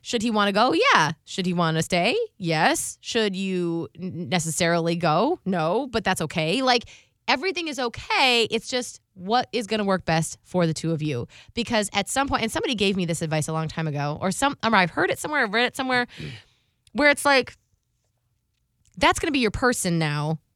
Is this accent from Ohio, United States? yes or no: yes; Ohio, United States; now in Tampa, United States; I'm from Ohio. I would like to do Christmas with, you know, my family up there